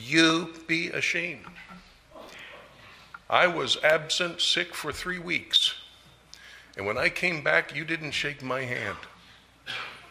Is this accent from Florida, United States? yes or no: no; Maryland, United States; I am from Maryland